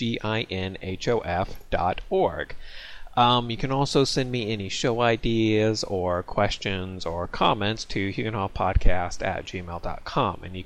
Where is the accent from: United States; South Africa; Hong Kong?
United States; I'm an American